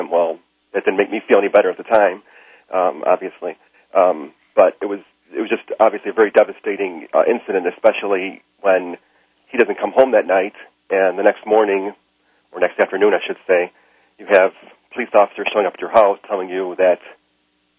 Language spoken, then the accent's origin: English; Chicago, Illinois, United States; I grew up in Chicago, and I grew up in a neighborhood which wasn't very nice.